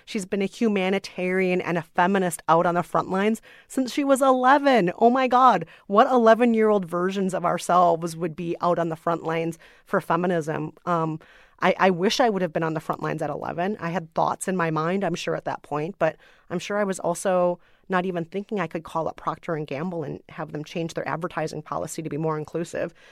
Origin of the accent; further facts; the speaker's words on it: United States; I am an American woman of color